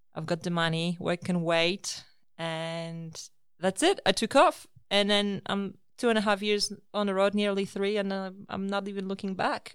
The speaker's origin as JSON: {"language": "English", "country": "Poland", "tie": "born or raised there", "also_born_or_lived": "Australia", "moved": "as an adult", "said": "I was born in Poland, and after finishing my universi-, university, I immigrated to Australia in two thousand six"}